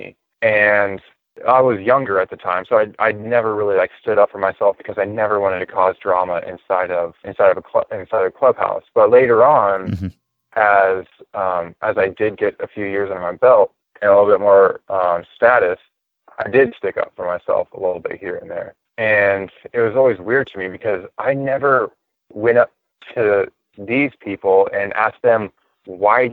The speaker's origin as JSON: {"language": "English", "region": "Northern California", "country": "United States", "tie": "born or raised there", "said": "I grew up in Hippieville in Northern California"}